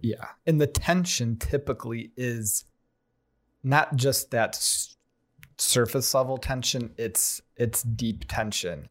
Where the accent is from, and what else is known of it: United States